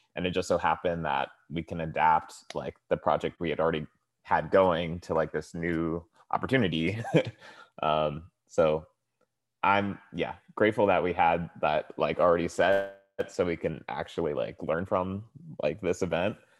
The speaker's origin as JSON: {"language": "English", "town": "Tracy", "region": "California", "country": "United States", "moved": "yes", "lives_now": "Oakland, United States", "said": "originally I'm from the Central Valley in California. It's a small town called Tracy."}